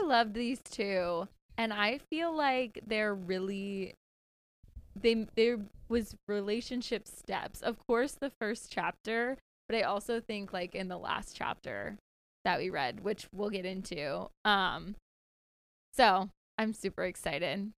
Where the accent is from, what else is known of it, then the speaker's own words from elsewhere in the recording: Greenville, South Carolina, United States; moved away; I'm down south in my hometown, Greenville, South Carolina